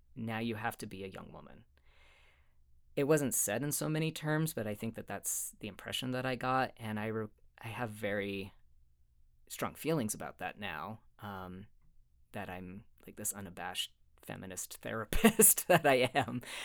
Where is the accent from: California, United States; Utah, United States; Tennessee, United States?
Utah, United States; Sandy; also born or lived in Cottonwood Heights, Utah; I did grow up in Utah. I was born in Sandy. Um, hmm. grew up there and in Cottonwood Heights